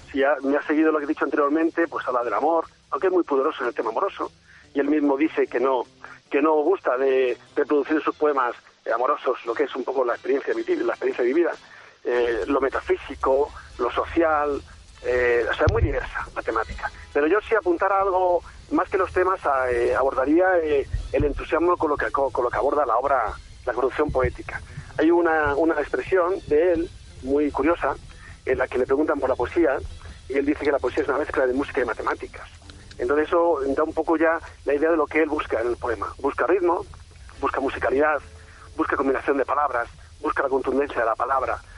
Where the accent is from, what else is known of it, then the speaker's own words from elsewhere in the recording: Andalusia, Spain; Soy el un andaluz, eh, obtener ese galardón también es algo que, hace mención donde puede y cuando puede.